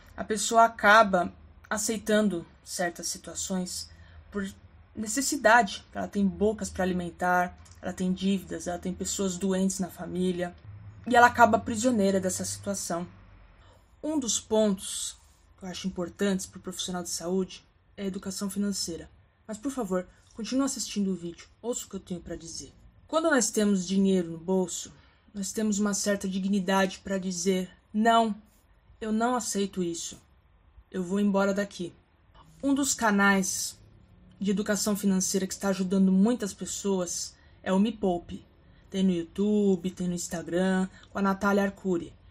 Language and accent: Portuguese; São Paulo, Brazil; sou paulistana, que estou aqui na, na capital, de São Paulo